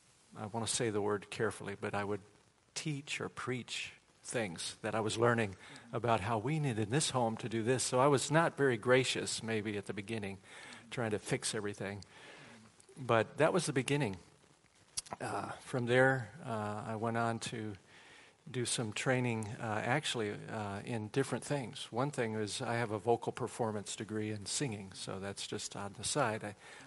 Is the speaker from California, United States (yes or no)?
no; Waukegan, Illinois, United States; moved away as an adult; now in Charleston, United States; I grew up in Chicago area. So I'm a Midwesterner at heart. And we moved to South Carolina when I was 35 years old, which was 20 years ago.